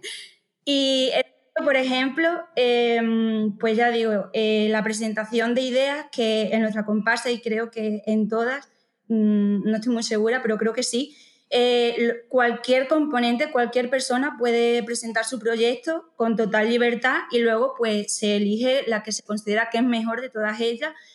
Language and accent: Spanish; Montijo, Extremadura, Spain; soy de Montijo